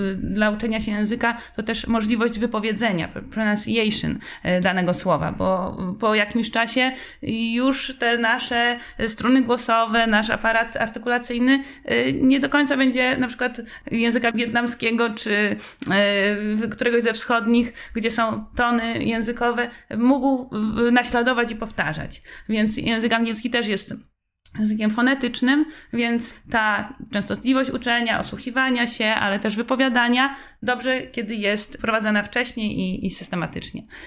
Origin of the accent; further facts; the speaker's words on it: Wrocław, Lower Silesian Voivodeship, Poland; now in Warsaw, Poland; pochodzę z Wrocławia